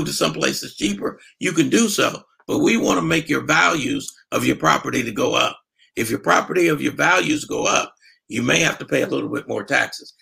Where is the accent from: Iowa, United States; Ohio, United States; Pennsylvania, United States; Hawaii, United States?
Ohio, United States; Columbus; now in San Antonio, United States; I was from Columbus, Ohio.